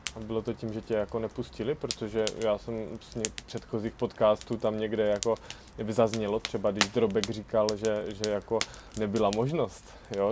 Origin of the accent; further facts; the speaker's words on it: Brno, South Moravian Region, Czechia; jsem z Brna.